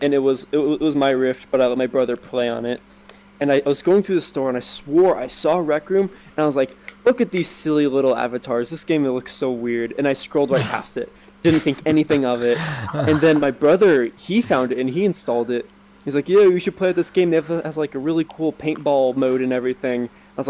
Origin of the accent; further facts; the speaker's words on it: United States; I'm from America